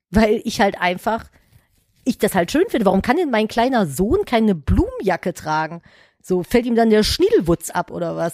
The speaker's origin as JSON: {"language": "German", "town": "Cologne", "region": "North Rhine-Westphalia", "country": "Germany", "tie": "born or raised there", "said": "ich bin ja in Köln groß geworden"}